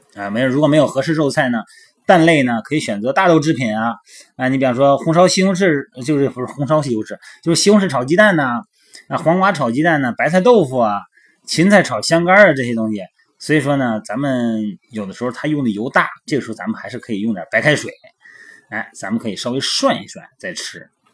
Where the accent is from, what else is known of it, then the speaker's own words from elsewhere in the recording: Shandong, China; now in Tianjin, China; 我们山东那边儿叫菜盒子